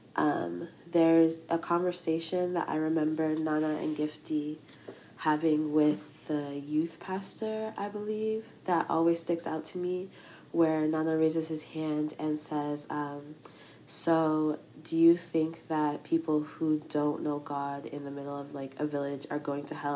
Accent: Massachusetts, United States; I am a Nigerian American nursing student, um, from Massachusetts.

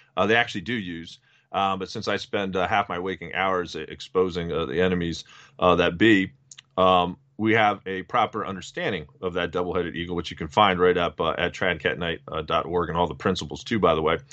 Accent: New Jersey, United States; my home state of New Jersey

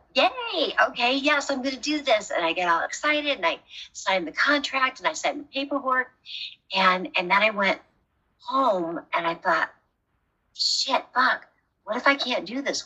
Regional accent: Rockford, Illinois, United States; moved away as an adult; also born or lived in California; I'm from Rockford, Illinois

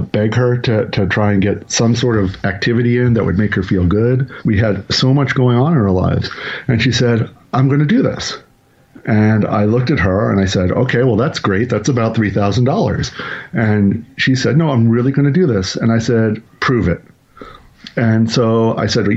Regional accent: New York City, New York, United States; I grew up in New York City. I actually grew up in Queens

